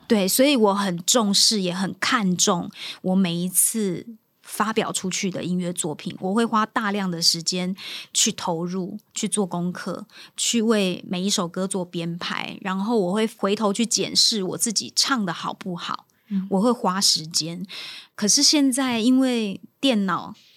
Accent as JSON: {"language": "Chinese", "region": "Kaohsiung", "country": "Taiwan", "tie": "born or raised there", "also_born_or_lived": "rural Taiwan (countryside)", "first_language": "Taiwanese Hokkien", "second_language": "Chinese", "said": "大概五岁吧，我妈妈才把我接回高雄，回到城市里头生活"}